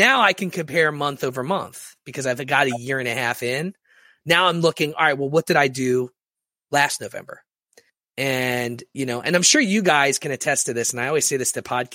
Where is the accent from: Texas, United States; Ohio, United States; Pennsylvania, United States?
Pennsylvania, United States; Philadelphia; I'm from Philadelphia